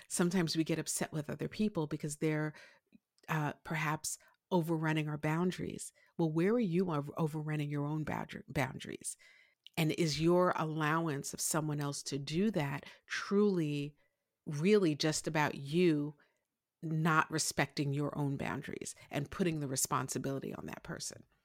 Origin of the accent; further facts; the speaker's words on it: New York City, New York, United States; I grew up in Brooklyn, uh, to a Haitian father and a Puerto Rican mother, uh, in Brooklyn, New York